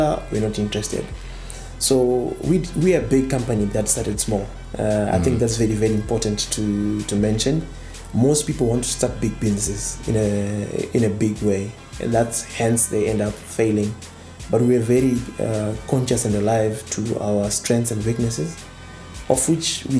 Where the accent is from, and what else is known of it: Zimbabwe